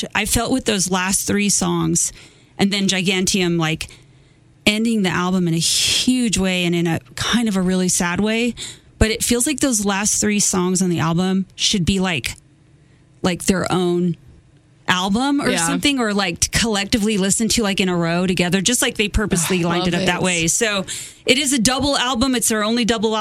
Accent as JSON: {"language": "English", "region": "New Mexico", "country": "United States", "tie": "born or raised there", "said": "all of my life growing up in New Mexico"}